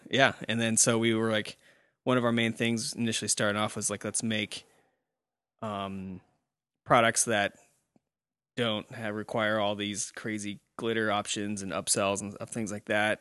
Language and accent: English; Nebraska, United States; we're from Nebraska